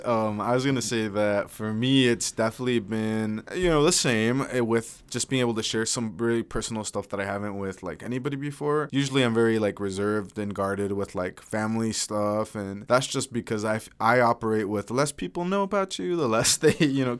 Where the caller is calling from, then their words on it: Nampa, Idaho, United States; And I'm reporting from Nampa, Idaho.